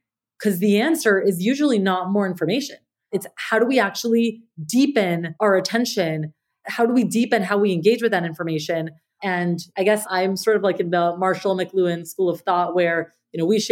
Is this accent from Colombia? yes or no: yes; Colombia; I grew up in Colombia, South America, and I remember as a little girl